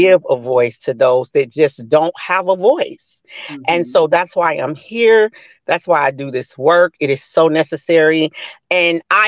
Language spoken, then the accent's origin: English; Missouri, United States; also born or lived in Florida; I'm from Missouri. I did my time in Missouri